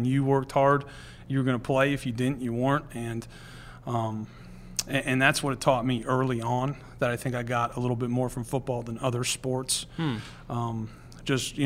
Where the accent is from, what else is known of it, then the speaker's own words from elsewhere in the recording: near Millersville, Pennsylvania, United States; growing up near Millersville